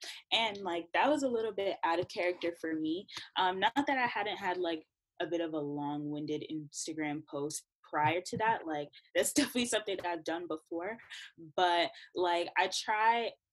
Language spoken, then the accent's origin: English; New York City, New York, United States; I'm from Brooklyn. My family is Jamaican. I'm first gen.